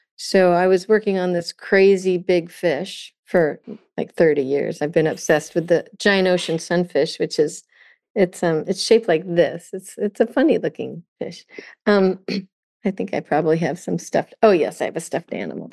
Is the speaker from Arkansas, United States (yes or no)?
no; California, United States; also born or lived in Vermont; growing up in California with this beautiful ocean